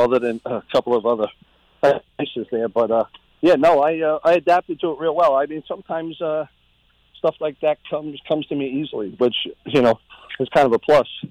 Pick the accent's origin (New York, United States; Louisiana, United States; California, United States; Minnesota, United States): New York, United States; Riverhead; growing up in Riverhead